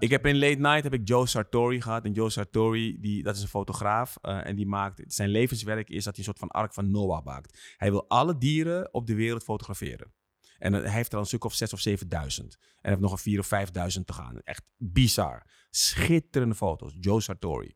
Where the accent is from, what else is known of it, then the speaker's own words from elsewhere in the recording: Netherlands; Ik ben straatfotograaf en ik kom uit Nederland.